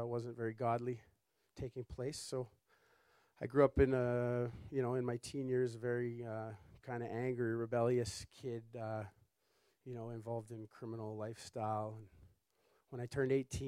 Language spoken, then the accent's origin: English; Toronto, Ontario, Canada; I was born in Toronto, 1984, Mount Sinai Hospital